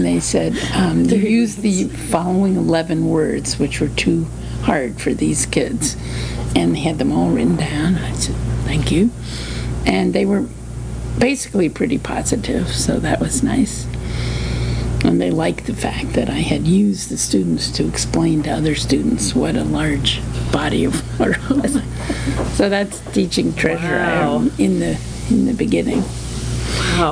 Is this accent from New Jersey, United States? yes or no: yes; New Jersey, United States; also born or lived in Washington, D.C.; now in Cambridge, Massachusetts, United States; Grew up in New Jersey.